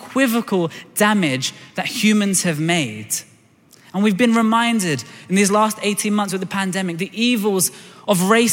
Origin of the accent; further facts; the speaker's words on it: London, United Kingdom; I was born in Tooting in Southwest London.